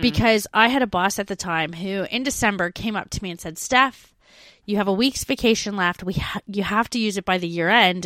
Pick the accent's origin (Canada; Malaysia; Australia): Canada; moved away; I have a foundation of French growing up in Canada, 'cause we learn French.